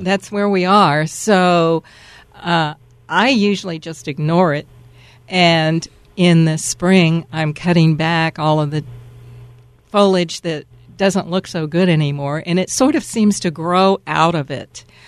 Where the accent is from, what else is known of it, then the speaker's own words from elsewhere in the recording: Dallas, Texas, United States; also born or lived in Atlanta, Georgia; now in Seattle area, United States; I'm from Dallas, Texas, but I lived most of my adult life in Atlanta